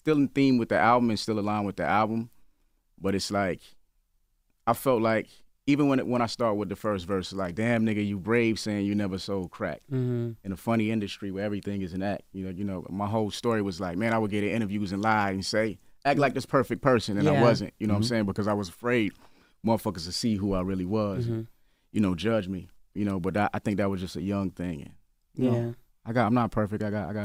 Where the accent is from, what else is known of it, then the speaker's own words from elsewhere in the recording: South Carolina, United States; It's a lot of people that still don't know I'm from South Carolina, even though I waved the flag so heavily.